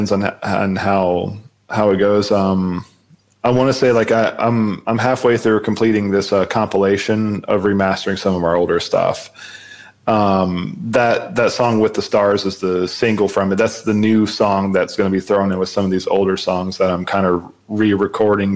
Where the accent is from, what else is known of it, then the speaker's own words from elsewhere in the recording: Jacksonville, Florida, United States; my hometown of Jacksonville, Florida